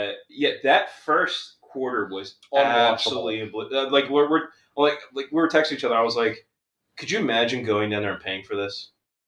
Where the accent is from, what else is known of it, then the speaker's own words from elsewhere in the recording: Philadelphia, Pennsylvania, United States; I'm from Kensington. I'm from, like, the rough part of Philly.